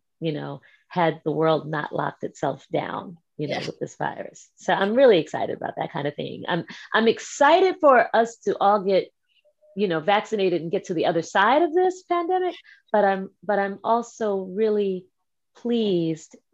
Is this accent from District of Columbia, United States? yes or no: yes; Washington, District of Columbia, United States; also born or lived in New York; my hometown in DC